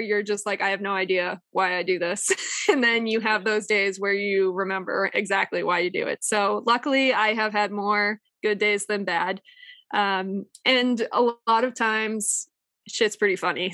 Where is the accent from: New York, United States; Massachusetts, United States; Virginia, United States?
Massachusetts, United States; moved away as an adult; also born or lived in northern New Hampshire; now in New Hampshire, United States; I was from Massachusetts. I went to college and high school in Massachusetts. And no offense to my home state